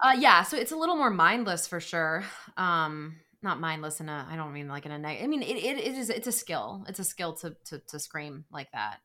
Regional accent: Greenville, North Carolina, United States; moved away as an adult; now in Los Angeles, United States; I grew up in Greenville.

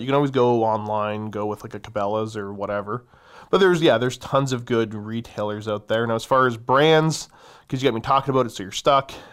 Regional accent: Canada; I am a firearms enthusiast of the Great North.

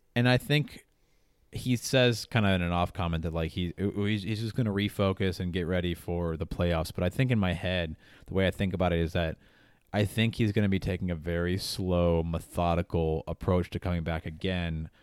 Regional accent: United States; I know I'm American. I know I have an American bias

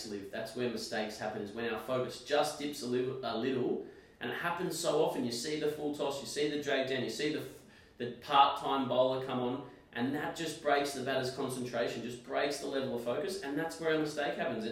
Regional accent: Australia; I'm an Aussie

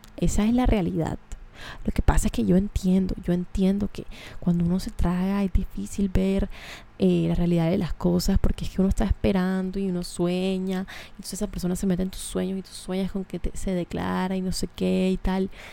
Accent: Colombia; accent: cachaco; moved away; Hablé muy cachaco, lo siento. Hace rato no estoy en mi tierra.

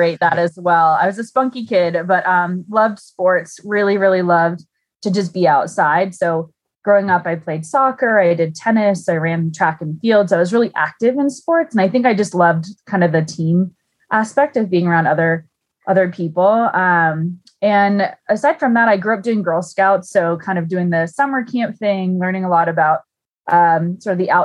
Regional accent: Salinas, California, United States; I actually grew up on the Central Coast. So I was up in the Salinas, Monterey area

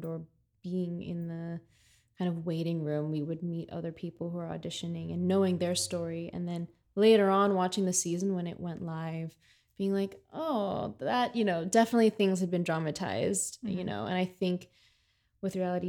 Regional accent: United States; now in New York City, United States; I was raised in the States

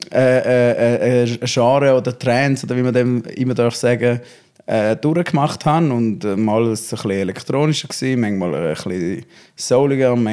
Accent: Schaffhausen, Switzerland; born there; also born or lived in Zurich; Ja, es ist eigentlich, es ist Kanton, also ich bin in Schaffhausen geboren. Ja. Ich bin dort auf die Welt gekommen und äh, einmal noch kurz zu Zürich gewohnt. Und jetzt bin ich wieder ähm, in die Region zurück.

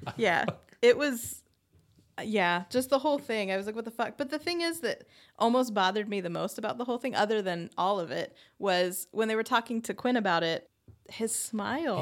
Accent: Arizona, United States; growing up in Arizona

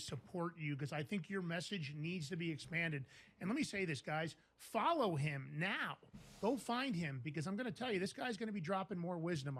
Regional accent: New York City, New York, United States; I grew up in Fordham Road in the Bronx.

